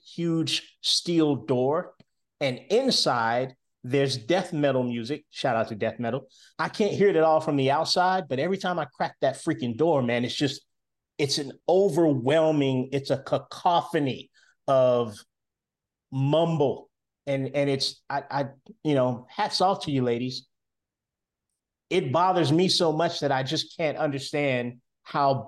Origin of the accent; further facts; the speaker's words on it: Winston-Salem, North Carolina, United States; moved away as an adult; now in Charlotte, United States; I'm in Charlotte, North Carolina. My home is Winston-Salem, North Carolina